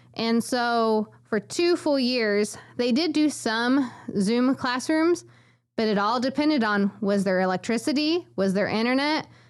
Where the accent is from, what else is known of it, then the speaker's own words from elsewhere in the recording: McLeansboro, Illinois, United States; moved away as an adult; also born or lived in Honduras; my hometown of McLeansboro, where I grew up my whole life